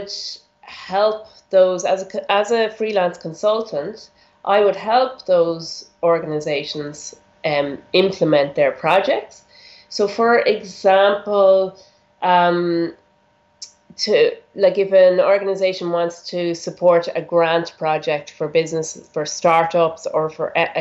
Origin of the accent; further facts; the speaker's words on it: Ireland; moved away as an adult; also born or lived in Germany / Rwanda; I'm Irish, born in Ireland, and I lived there for the first 20 years of my life.